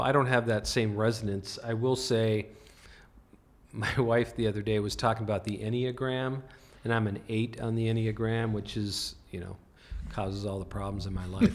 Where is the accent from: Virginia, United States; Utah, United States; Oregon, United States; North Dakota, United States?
North Dakota, United States; moved away; I grew up in North Dakota